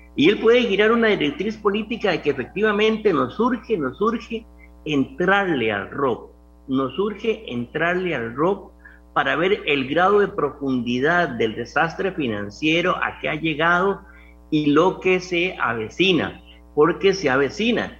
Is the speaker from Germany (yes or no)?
no; Costa Rica; Yo como costarricense